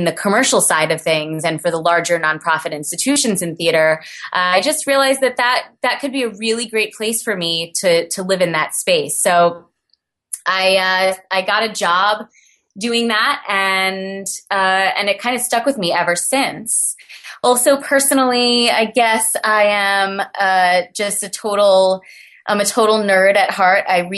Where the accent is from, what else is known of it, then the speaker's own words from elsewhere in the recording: Brooklyn, New York, United States; Well, I was born and raised in Brooklyn, New York.